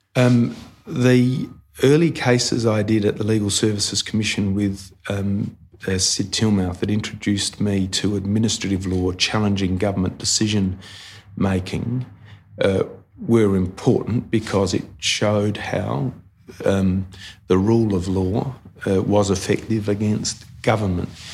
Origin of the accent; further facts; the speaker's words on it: Port Lincoln, South Australia, Australia; moved away; I came from Port Lincoln